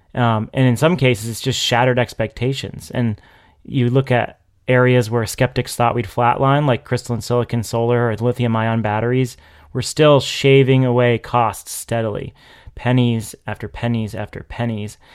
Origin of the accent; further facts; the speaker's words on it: New Hampshire, United States; now in Massachusetts, United States; I've gone back to my hometown in New Hampshire